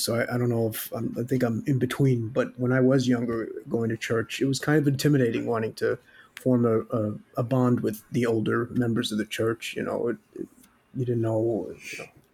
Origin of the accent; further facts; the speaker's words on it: New York City, New York, United States; moved away as an adult; now in Austria; in New York City, where I'm from the Bronx